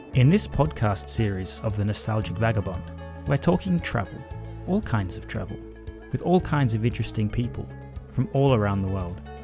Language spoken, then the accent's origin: English; Australia; moved away; I grew up in Australia and I spent many years in a town probably similar size to you